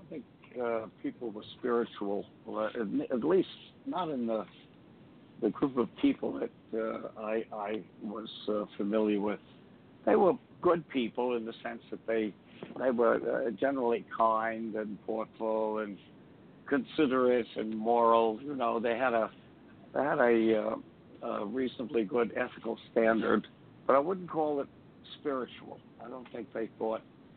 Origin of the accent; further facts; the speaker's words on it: United States; also born or lived in Brooklyn, New York / Laurelton, Queens, New York / Teaneck, New Jersey; now in New Jersey, United States; I was born in Brooklyn in 1940. You know, I'm an old guy now. And I was raised in Laurelton, Long Island, and in Queens, and also in Teaneck, New Jersey